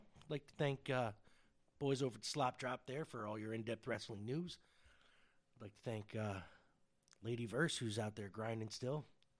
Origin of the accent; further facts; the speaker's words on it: United States; We, as the American people, would like to continue on with our lives